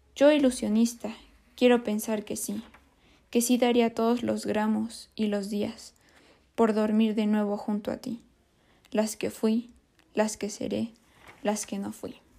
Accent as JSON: {"language": "Spanish", "country": "Mexico", "said": "nosotros como mexicanos"}